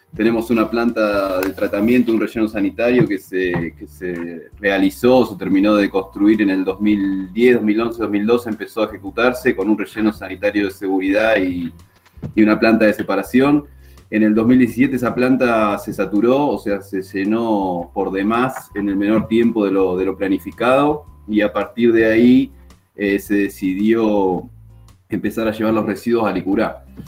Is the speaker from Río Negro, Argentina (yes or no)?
yes; Río Negro, Argentina; moved away as an adult; also born or lived in Bahía Blanca; now in Villa La Angostura, Argentina; me crié en el Río Negro